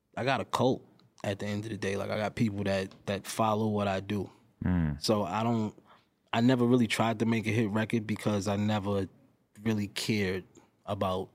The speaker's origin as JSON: {"language": "English", "region": "New York", "country": "United States", "said": "I'm also from New York"}